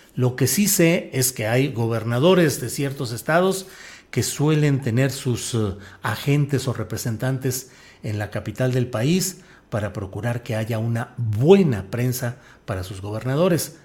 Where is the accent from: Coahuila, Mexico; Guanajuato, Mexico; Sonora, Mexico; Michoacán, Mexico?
Coahuila, Mexico; Torreón; also born or lived in San Luis Potosí / Mexico City; now in Zapopan, Mexico; Soy de la comarca, soy lagunero, nací ahí, ahí crecí y luego porque mi, mi padre tuvo que ir a trabajar desde San Luis Potosí, pues me asenté en San Luis Potosí